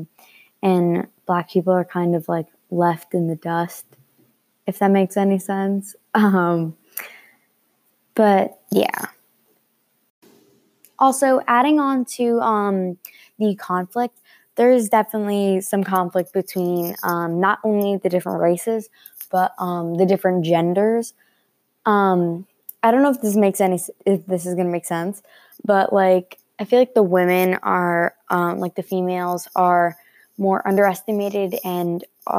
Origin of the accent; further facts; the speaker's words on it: Glen Gardner, New Jersey, United States; I'm from Glen Gardner, New Jersey